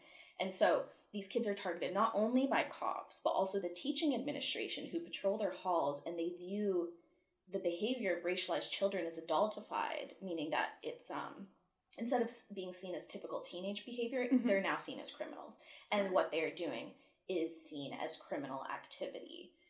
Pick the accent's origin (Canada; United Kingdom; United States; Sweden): Canada; Ottawa, Ontario; moved away as an adult; now in Vancouver, Canada; in my hometown of Ottawa